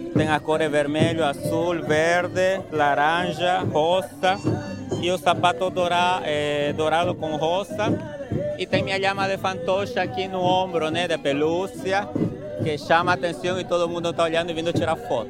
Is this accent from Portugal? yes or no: no; Trinidad, Beni, Bolivia; Portuguese is a second language; moved away as an adult; now in São Paulo, Brazil; eu venho de, da cidade de Trinidade, do Amazonas, que fica na Bolívia, tá? e moro faz oito anos aqui em São Paulo, capital.